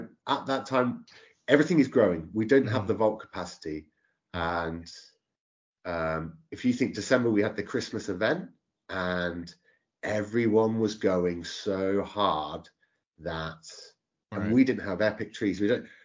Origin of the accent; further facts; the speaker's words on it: Oxford, South East England, United Kingdom; also born or lived in Brill, Buckinghamshire; I'm from Oxford